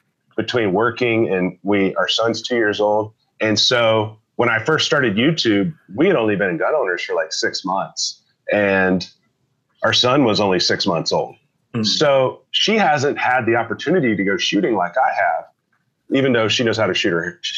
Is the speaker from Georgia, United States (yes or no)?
yes; Georgia, United States; moved away; I grew up in Georgia